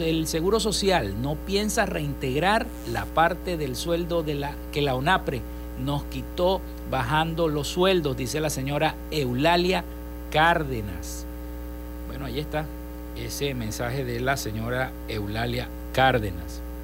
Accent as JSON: {"language": "Spanish", "country": "Venezuela", "said": "desde nuestro país, desde acá, desde Venezuela"}